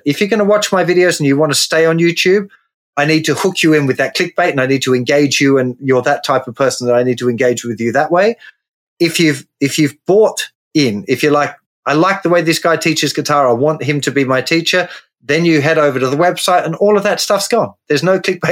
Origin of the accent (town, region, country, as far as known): Tasmania, Australia; born or raised there; moved away as an adult; now in England, United Kingdom